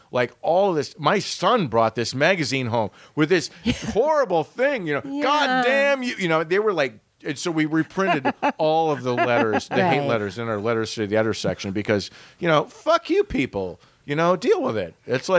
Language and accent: English; Western United States, United States; We were like, no, we're Western U.S. All of the editors and stuff, we grew up in the Western U.S.